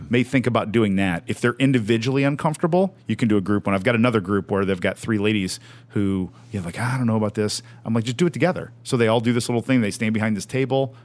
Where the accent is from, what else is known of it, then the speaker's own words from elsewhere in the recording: Evansville, Indiana, United States; I'm from Evansville, Indiana, small town, southern Indiana, on the border of Kentucky